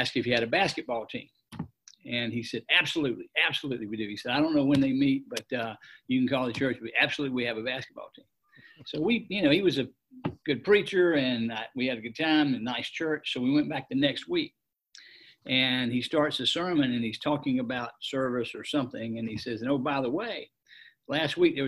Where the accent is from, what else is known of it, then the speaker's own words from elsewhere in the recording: Atlanta, Georgia, United States; also born or lived in Metter, Georgia; I grew up in Atlanta and lived in Atlanta all my life.